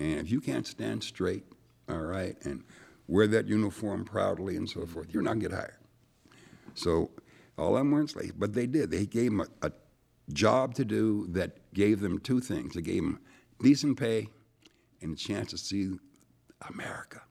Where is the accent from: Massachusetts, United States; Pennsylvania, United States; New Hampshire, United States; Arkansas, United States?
Pennsylvania, United States; Erie; also born or lived in Mississippi; came to Erie when I was about three, grew up in Erie